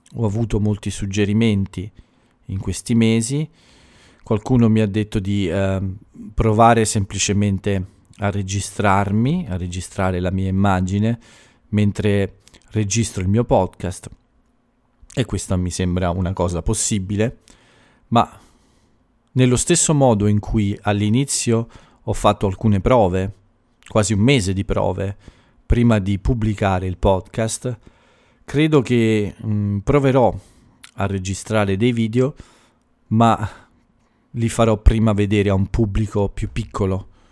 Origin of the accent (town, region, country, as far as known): Italy; moved away